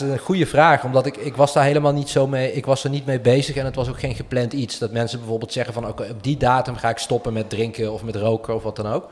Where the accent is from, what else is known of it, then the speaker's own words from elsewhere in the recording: Weert, Limburg, Netherlands; accent: soft G; moved away; Ik kom uit Limburg zelfs